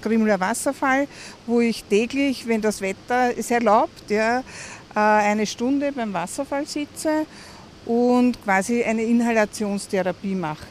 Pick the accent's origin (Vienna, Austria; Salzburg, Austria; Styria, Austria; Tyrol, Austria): Vienna, Austria; Ich komme aus Wien